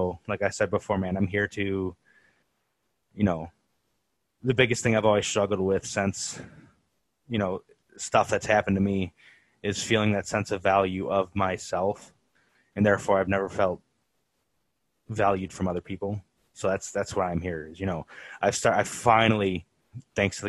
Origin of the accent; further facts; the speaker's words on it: Cleveland, Ohio, United States; also born or lived in Mentor, Ohio; I was born and raised in Cleveland, Ohio